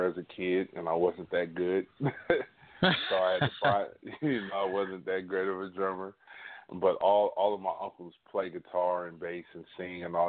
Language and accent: English; Sacramento, California, United States; I'm from Sacramento, California, born and raised.